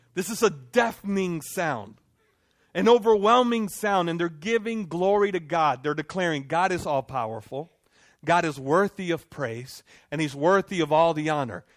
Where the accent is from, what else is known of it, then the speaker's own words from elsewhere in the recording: Dominican Republic; moved away; I'm from Dominican Republic